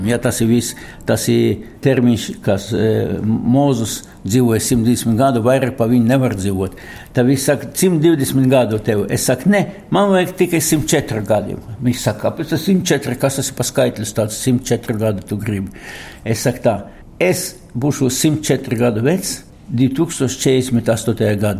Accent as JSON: {"language": "Latvian", "region": "Latgale", "country": "Latvia", "said": "Valka tas ir vidzeme, un es esmu Čangals no Latgales."}